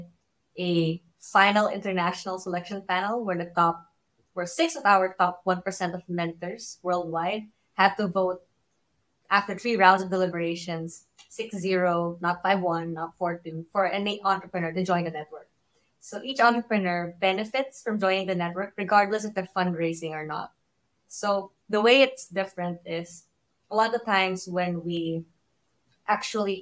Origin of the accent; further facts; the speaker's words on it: Philippines; I came from the Philippines and we have a very close-knit ecosystem there.